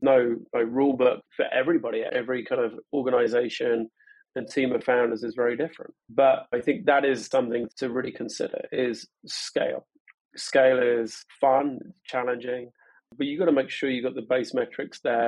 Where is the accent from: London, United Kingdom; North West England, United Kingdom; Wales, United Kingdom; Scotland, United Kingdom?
London, United Kingdom; moved away as an adult; now in Portland, United States; I'm originally from London.